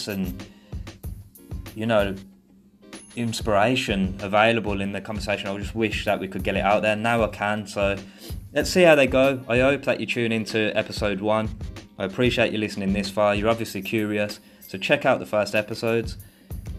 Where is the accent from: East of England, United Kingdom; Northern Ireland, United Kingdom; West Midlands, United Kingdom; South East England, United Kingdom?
West Midlands, United Kingdom; Birmingham; moved away as an adult; now in Thailand; I'm from Birmingham, England